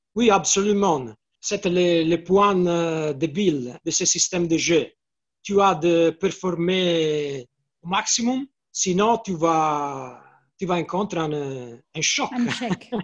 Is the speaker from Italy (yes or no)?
yes; Florence, Tuscany, Italy; French is a second language; Je suis de Firenze. Hein la ville de la Fiorentina